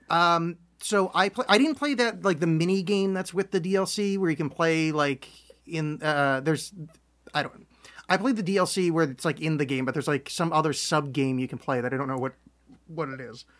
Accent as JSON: {"language": "English", "country": "United States", "said": "very American people"}